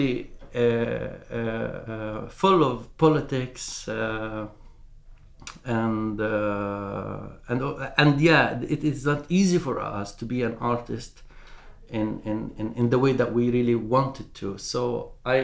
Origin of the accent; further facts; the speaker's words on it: Palestine; now in Norway; I'm a Palestinian artist based